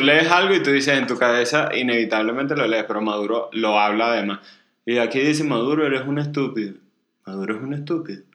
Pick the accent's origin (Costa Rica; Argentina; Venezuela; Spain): Venezuela; now in Mexico; yo vengo de Venezuela